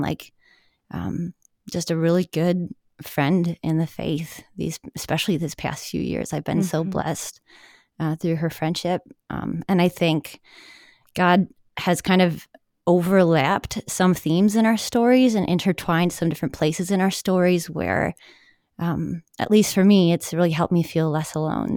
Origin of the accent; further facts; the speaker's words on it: Milwaukee, Wisconsin, United States; also born or lived in Madison, Wisconsin; I am kind of a Wisconsin girl, born and bred. I grew up in the Milwaukee suburbs